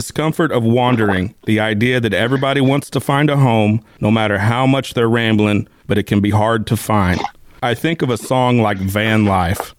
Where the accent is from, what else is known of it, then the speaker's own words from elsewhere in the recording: Missouri, United States; I'm from Missouri